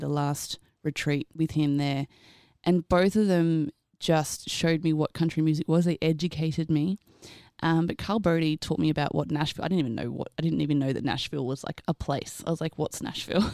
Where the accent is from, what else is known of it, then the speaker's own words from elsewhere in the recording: Australia; also born or lived in Queensland; I'm Australian.